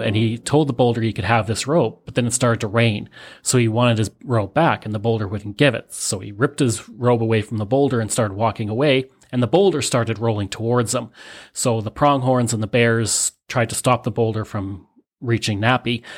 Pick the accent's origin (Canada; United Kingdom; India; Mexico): Canada